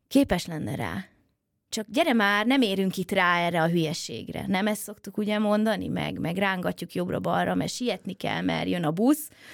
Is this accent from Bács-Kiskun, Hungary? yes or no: no; Budapest, Hungary; mint én a nagypapám mellett, hogy, hogy már kiskorában is befőttes üvegbe fogta a pillangót a 16. kerületi árokparton, mert egyébként én is pestilány vagyok